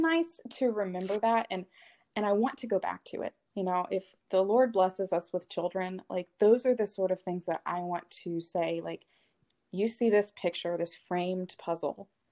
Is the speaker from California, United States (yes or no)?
no; Arkansas, United States; I grew up in Arkansas